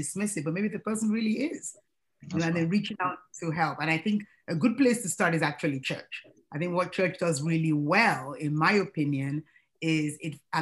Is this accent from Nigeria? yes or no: yes; Nigeria; now in United States; being a Nigerian myself, and proudly so